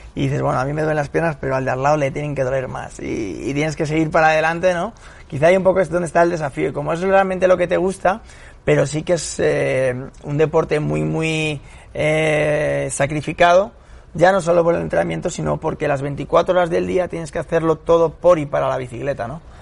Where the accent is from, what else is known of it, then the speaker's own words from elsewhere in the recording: Pinto, Community of Madrid, Spain; yo soy de Pinto de allí